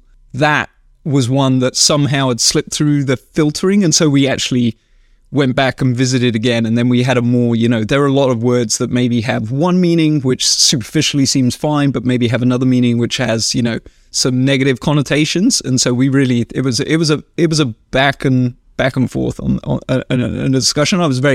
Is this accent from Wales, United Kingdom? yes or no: yes; Wales, United Kingdom; moved away as an adult; also born or lived in London; now in United States; We moved from London to a farm in South Wales when I was 5 years old. So I lived in Wales for most of my life, and then Yeah, moved to the US in like 2008.